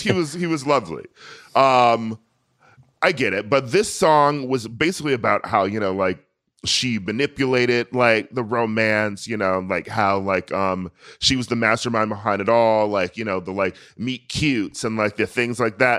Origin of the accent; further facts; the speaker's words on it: United States; I'm American